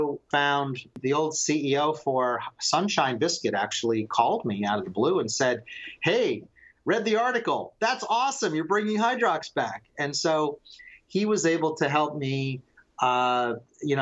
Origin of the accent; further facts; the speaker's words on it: Palm Springs, California, United States; I grew up in Palm Springs, California. My family moved there from New York in 1965, and I was born a couple years later.